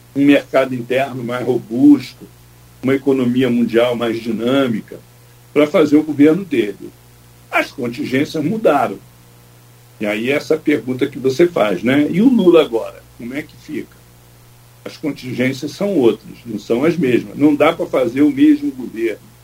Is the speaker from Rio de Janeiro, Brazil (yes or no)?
yes; Rio de Janeiro, Brazil; accent: carioca; also born or lived in São Paulo; Eu sou paulista. Tenho sotaque de carioca, porque eu fui criado no Engenho Novo, no subúrbio do Rio de Janeiro, mas eu sou paulista